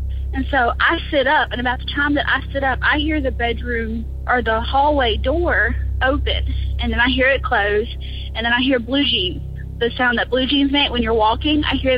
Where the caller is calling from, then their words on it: Louisiana, United States; I'm from North Louisiana.